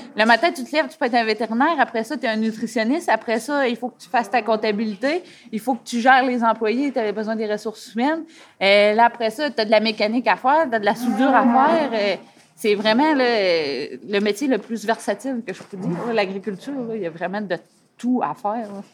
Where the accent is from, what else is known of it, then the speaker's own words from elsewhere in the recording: Saint-Gabriel, Quebec, Canada; Je suis originaire euh, de Saint-Gabriel